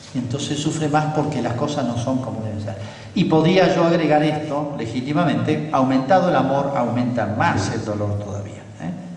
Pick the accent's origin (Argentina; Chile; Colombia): Argentina; yo soy argentino, vivo acá